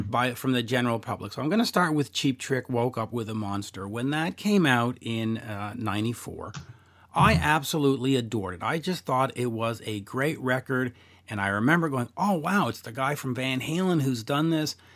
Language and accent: English; Canada; I'm Canadian